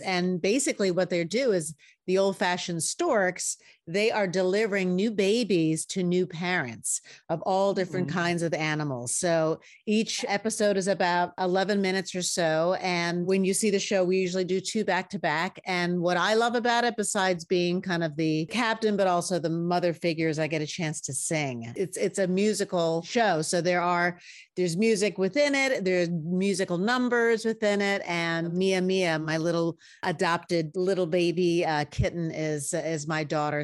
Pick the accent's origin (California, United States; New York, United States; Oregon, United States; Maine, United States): New York, United States; I'm a New Yorker.